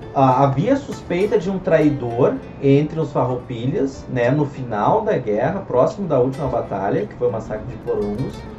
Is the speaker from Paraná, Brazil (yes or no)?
no; Gaúcho, Rio Grande do Sul, Brazil; a gente, como gaúcho